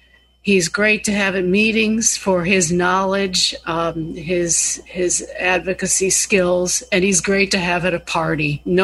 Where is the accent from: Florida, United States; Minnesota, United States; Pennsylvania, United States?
Minnesota, United States; Oh, gosh, Bill, you know, I grew up with walleye. You know I'm a Minnesotan, right? I don't have the right accent. You know I'm a northerner.